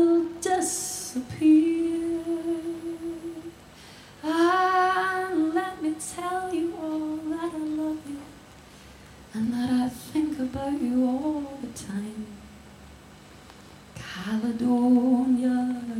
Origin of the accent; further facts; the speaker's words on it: Glasgow, Scotland, United Kingdom; I'm from Glasgow